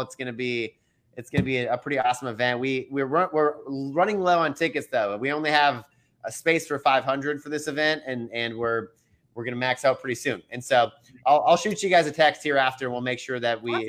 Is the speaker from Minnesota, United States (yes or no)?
yes; Minnesota, United States; now in Dallas-Fort Worth, United States; I'm from Minnesota